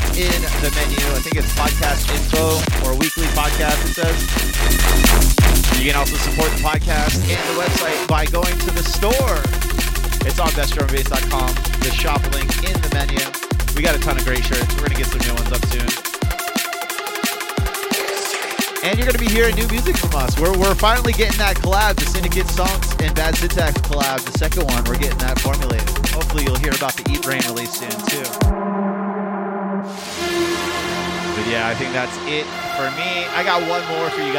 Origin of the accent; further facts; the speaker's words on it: United States; I'm an American